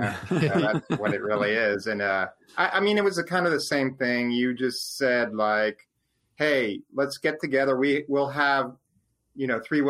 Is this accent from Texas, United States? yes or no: yes; Texas, United States; I grew up as an Astros fan. I grew up as a Texan, or excuse me, not a Texans fan.